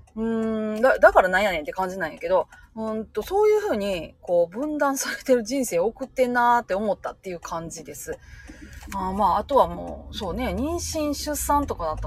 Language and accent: Japanese; Japan; moved away as an adult; also born or lived in Osaka; 生まれは私大阪なんで